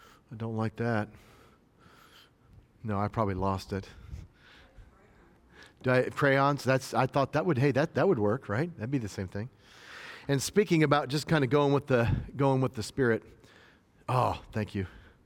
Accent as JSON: {"language": "English", "region": "Northern US", "country": "United States", "tie": "born there", "lives_now": "Tennessee, United States", "said": "And I live in the South. I was born in the North where, you know, people talk normal. I give the pause. But we moved down to Tennessee"}